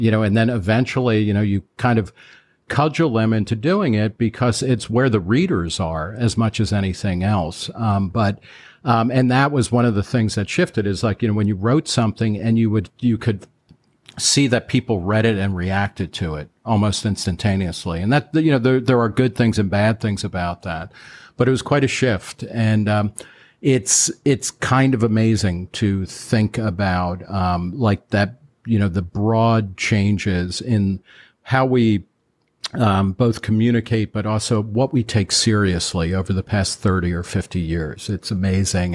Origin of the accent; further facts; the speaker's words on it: Middletown, New Jersey, United States; I grew up lower middle class in Middletown, New Jersey, which is about fifty miles outside of New York